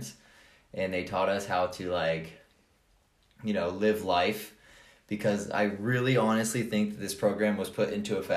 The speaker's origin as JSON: {"language": "English", "area": "Columbus, Grove City until 10, then Sylvania", "region": "Ohio", "country": "United States", "tie": "born or raised there", "also_born_or_lived": "Toledo, Ohio / Hawaii / Austin, Texas / Houston, Texas", "moved": "as an adult", "lives_now": "Asheville, United States", "said": "I was born in Columbus, Ohio, at Mount Carmel West"}